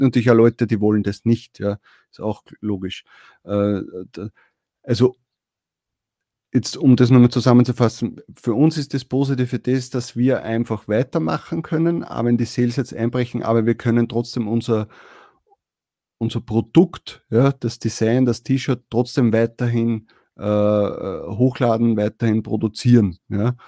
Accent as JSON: {"language": "German", "country": "Austria", "said": "bei uns in Österreich"}